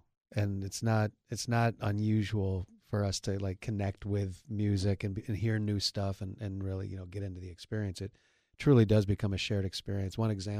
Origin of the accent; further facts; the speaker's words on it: Ithaca, New York, United States; it's just wild that we grew up in little tiny upstate New York, Ithaca, New York